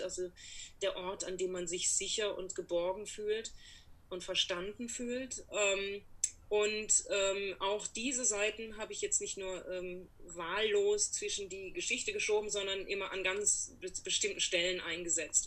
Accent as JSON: {"language": "German", "town": "Karlsruhe", "region": "Baden-Württemberg", "country": "Germany", "tie": "born or raised there", "moved": "as an adult", "lives_now": "New York, United States", "said": "Mein Großvater war Fahrlehrer äh, in Karlsruhe, in meiner Heimatstadt"}